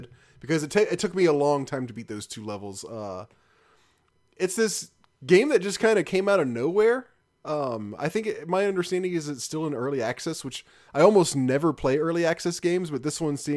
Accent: Memphis, Tennessee, United States; I grew up in Memphis, and Memphis is the barbecue capital of the world

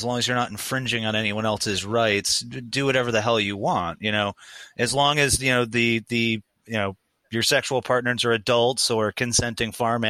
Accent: Averill Park, New York, United States; I am from Averill Park, New York, which is upstate New York and not goddamn New York City.

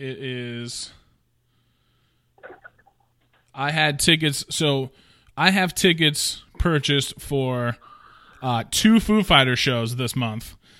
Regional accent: Pacific Northwest, United States; I'm from the Pacific Northwest

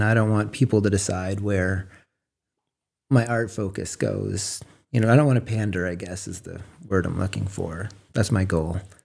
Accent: Frenchman's Bay, Maine, United States; moved away as an adult; also born or lived in Portland, Oregon; I was raised on the water in Frenchman's Bay, working on the boat with my dad when I was a kid

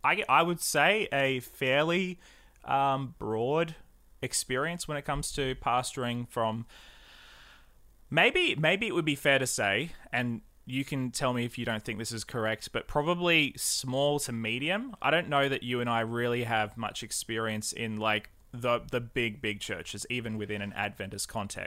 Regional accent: New South Wales, Australia; Barrel Church was my home church growing up in the Southern Highlands

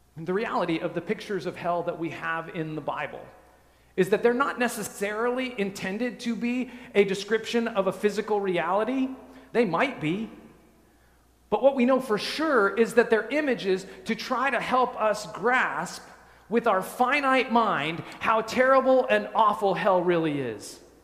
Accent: just west of Denver, Colorado, United States; moved away; I grew up in Colorado, just west of Denver, in the mountains

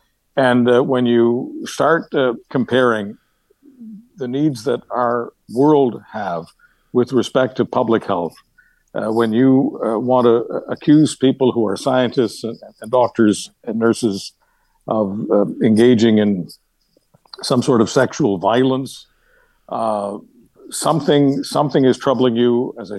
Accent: Canada; You know, this is sometimes of being a Canadian. Sometimes people say, how can that person call himself a Canadian?

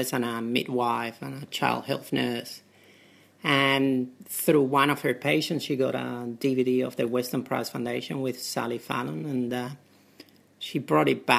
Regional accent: Spain; English is a second language; moved away as an adult; also born or lived in United Kingdom; now in Australia; I'm originally from Spain and I came to Australia in 99. I graduated in Spain in my medical school at the University of Seville

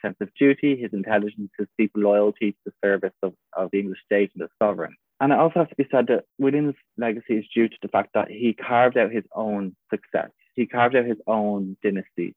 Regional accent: Wicklow, Leinster, Ireland; now in Dublin, Ireland; I live in Dublin, but I'm actually from a town called Wicklow

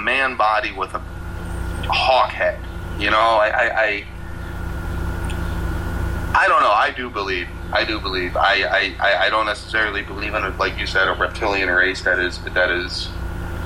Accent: United States; I'm American

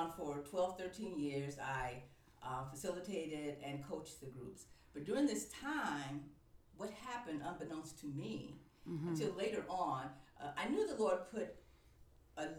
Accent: East Cleveland, Ohio, United States; moved away as an adult; also born or lived in Atlanta, Georgia; I grew up in East Cleveland

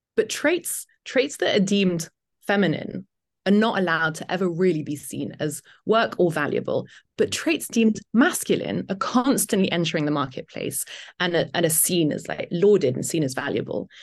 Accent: United Kingdom; accent: British; moved away as an adult; also born or lived in Italy; now in Detroit, United States; I am indeed British

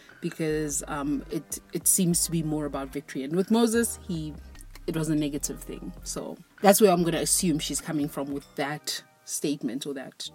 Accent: South Africa; I'm not American, I'm South African

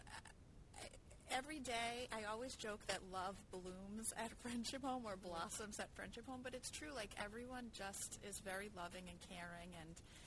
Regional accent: Braintree, Massachusetts, United States; now in Marshfield, United States; I grew up in Braintree

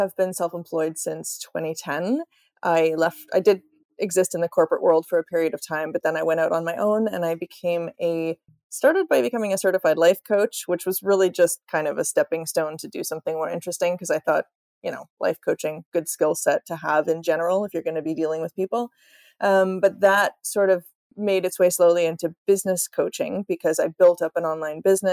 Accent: Canada; now in Sweden; I live in the middle of the Swedish countryside, which is kind of random because I'm Canadian

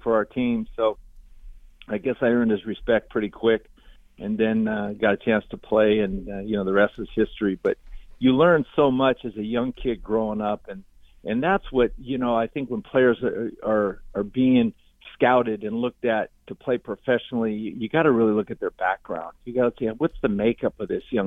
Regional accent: California, United States; I never grew up and was raised there. I grew up in California

